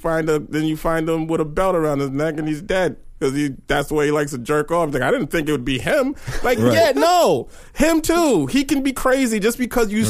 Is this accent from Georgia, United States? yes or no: no; New York, United States; I'm from New York